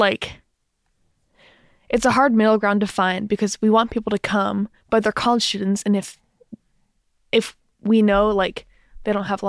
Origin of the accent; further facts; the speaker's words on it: Durham, North Carolina, United States; like lived in my hometown